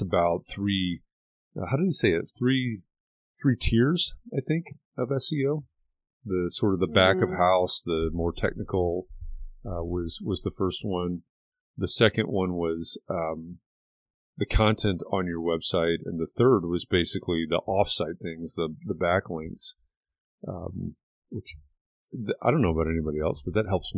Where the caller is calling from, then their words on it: Indianapolis, Indiana, United States; I'm joining from Indianapolis, Indiana.